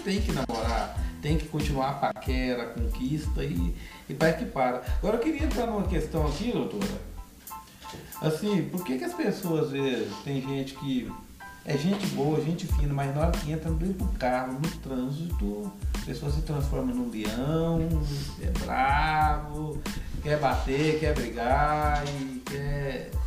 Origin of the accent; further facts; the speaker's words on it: Goiânia, Goiás, Brazil; aqui em Goiânia, eu sou goiano